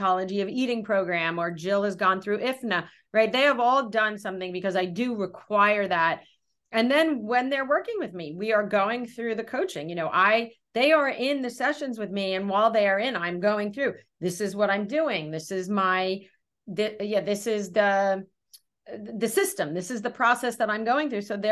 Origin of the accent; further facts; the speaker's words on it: Brooklyn, New York, United States; I'm from Brooklyn